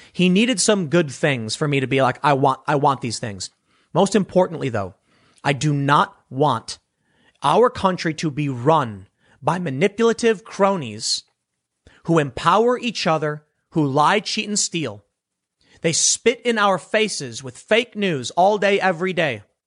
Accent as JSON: {"language": "English", "town": "Chicago", "region": "Illinois", "country": "United States", "tie": "born or raised there", "said": "I'm from Chicago"}